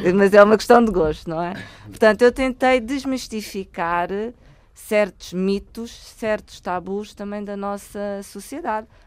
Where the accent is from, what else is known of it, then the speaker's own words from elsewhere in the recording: Angola; eu sou angolana, sou humorista angolana